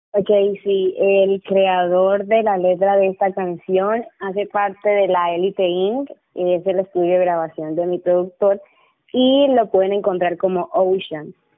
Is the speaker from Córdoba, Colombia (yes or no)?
yes; Montelíbano, Córdoba, Colombia; en el municipio donde vivo y de donde soy